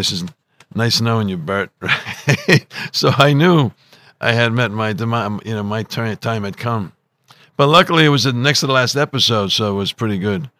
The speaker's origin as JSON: {"language": "English", "town": "Providence", "region": "Rhode Island", "country": "United States", "tie": "born or raised there", "said": "I was growing up in Providence, Rhode Island, and in this Italian section called Federal Hill"}